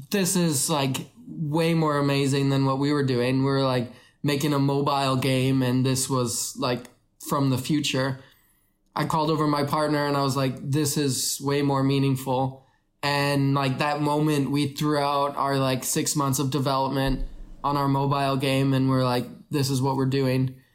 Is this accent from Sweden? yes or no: no; Canada; moved away as an adult; also born or lived in Kenya / Vancouver, Canada; now in China; I was born in Kenya, grew up in Canada.